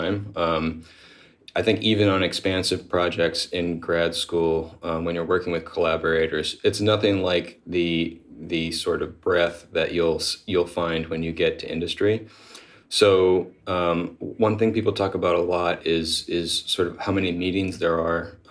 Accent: New Hampshire, United States; moved away as an adult; also born or lived in Austin, Texas; I grew up in New Hampshire, so I've been moving around the country slowly but surely

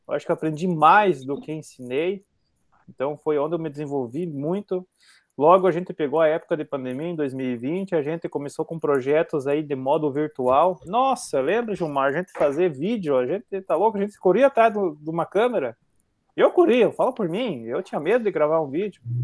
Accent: southern Brazil, Brazil; accent: southern Brazilian, rolling the R; nós do Paraná, Santa Catarina para baixo

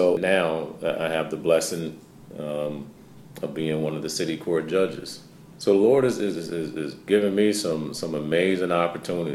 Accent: Albany, New York, United States; moved away as an adult; now in Syracuse, United States; Originally, I'm from Albany. So I tell everyone, I'm still an upstate New York guy

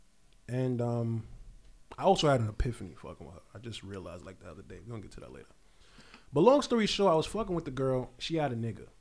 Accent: New York City, New York, United States; we're from New York City

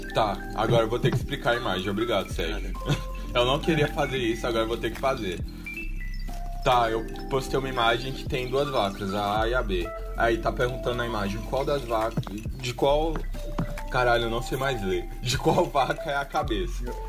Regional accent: Xinguara, Pará, Brazil; a gente é de uma cidade do interior do Pará que é a capital do boi

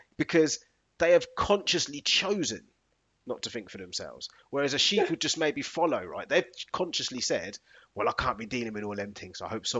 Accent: United Kingdom; To me, that's part of what I class as being British, which I'm really proud of.

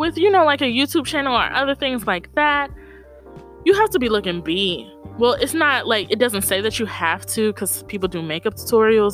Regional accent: Tallahassee, Florida, United States; also born or lived in Atlanta, Georgia; from Tallahassee, Florida, by way of Atlanta, Georgia.

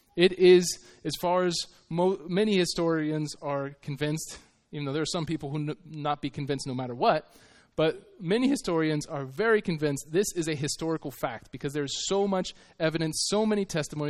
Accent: United States; I was from America

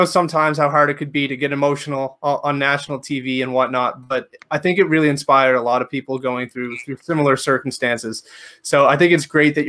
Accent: Canada; I'm live in Canada. I was born in Canada, but my parents are Spanish

